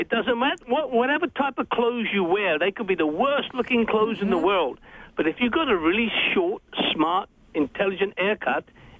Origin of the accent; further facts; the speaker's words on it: London, United Kingdom; accent: Cockney; moved away; I'm a Cockney from London